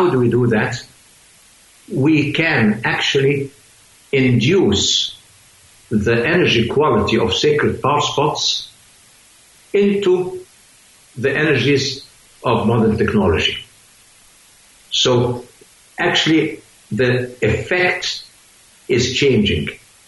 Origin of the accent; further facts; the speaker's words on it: Switzerland; I mean, I'm a scientist from Switzerland too.